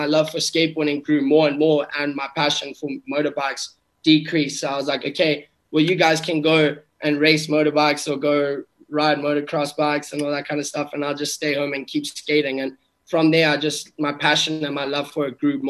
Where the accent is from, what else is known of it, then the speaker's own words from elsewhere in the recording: South Africa; I grew up in South Africa